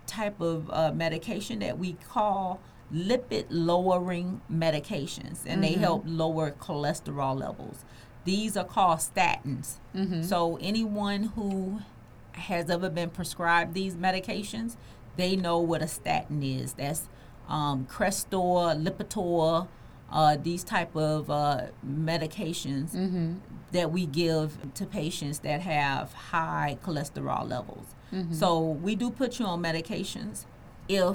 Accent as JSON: {"language": "English", "region": "the South", "country": "United States", "said": "I'm from the South. And a lot of us grew up on neck bones"}